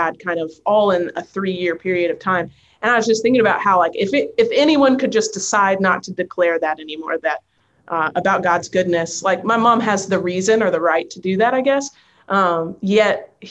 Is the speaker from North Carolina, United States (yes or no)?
yes; North Carolina, United States; now in Nashville, United States; I'm from North Carolina, so it's way over on the East Coast